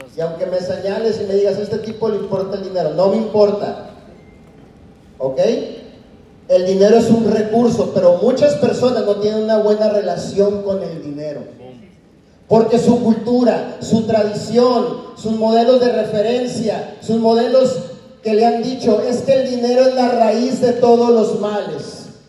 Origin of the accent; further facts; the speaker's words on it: Mexico; now in United States; como latinos, mexicanos, lo único que encontramos allá afuera es lavar platos